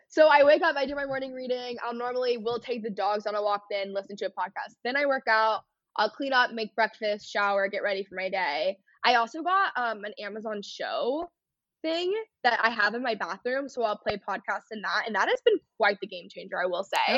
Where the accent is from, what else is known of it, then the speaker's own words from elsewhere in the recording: North Texas, United States; growing up in North Texas